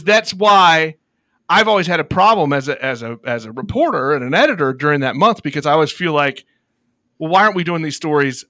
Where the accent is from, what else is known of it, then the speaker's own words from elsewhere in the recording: Missouri, United States; I'm from Southwest Missouri, so yeah.